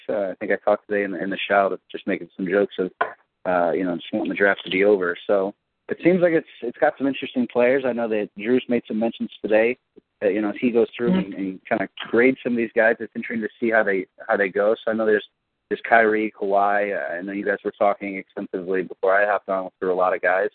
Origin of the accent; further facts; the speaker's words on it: Cleveland, Ohio, United States; I'm from Cleveland